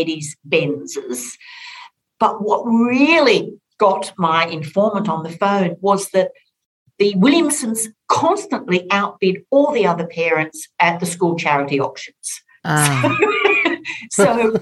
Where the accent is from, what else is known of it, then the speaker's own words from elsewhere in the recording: Orange, New South Wales, Australia; I grew up on a farm outside of Orange in rural New South Wales